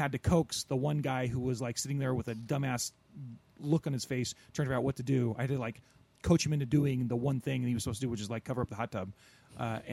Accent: near Corona, California, United States; Out in Corona, big ups to my, you know, out near my hometown

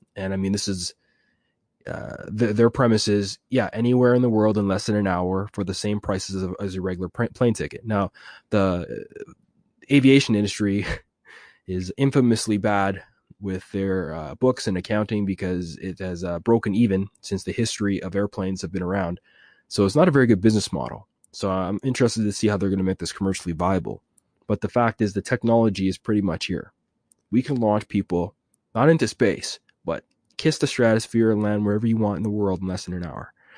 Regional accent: Jamaica; I'm Jamaican, I can speak a little patois

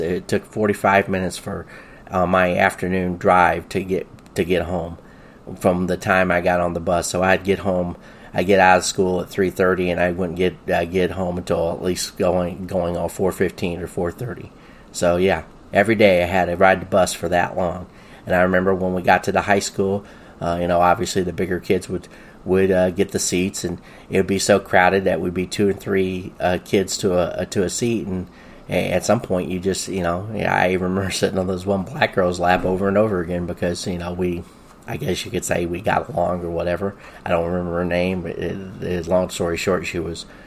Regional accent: the South, United States; I grew up in the South in the 1970s.

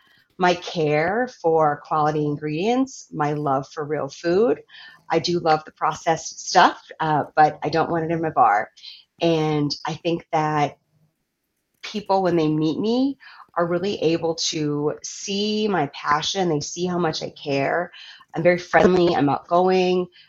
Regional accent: Virginia, United States; moved away; also born or lived in Minneapolis, Minnesota; I moved from Minneapolis back to my home state of Virginia

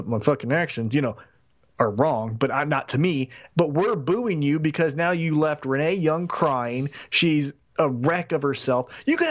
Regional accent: Milwaukee, Wisconsin, United States; Yeah. And I'm from Milwaukee.

